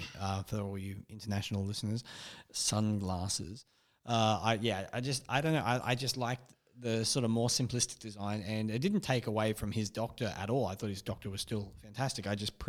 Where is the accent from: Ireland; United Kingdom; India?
United Kingdom; I know we're British, but like Cricket.